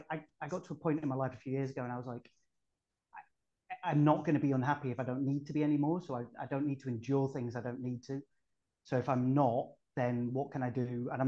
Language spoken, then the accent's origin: English; Saudi Arabia; born in '83. Um, grew up with uh, lots of Saturday morning TV. As I said, I grew up in Saudi, so I had a, a big American cultural influence on my childhood as well.